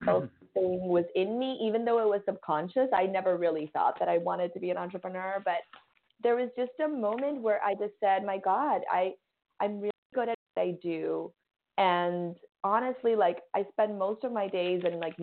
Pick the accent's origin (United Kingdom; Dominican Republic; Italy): Dominican Republic; moved away as an adult; also born or lived in New York City; now in Miami, United States; We're from Dominican Republic. I grew up and I was raised there. I lived there until I was 19.